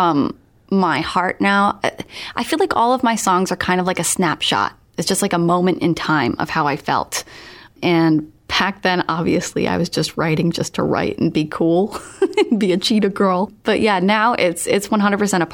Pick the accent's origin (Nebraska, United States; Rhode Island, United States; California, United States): Rhode Island, United States; Smithfield; my hometown of Smithfield, Rhode Island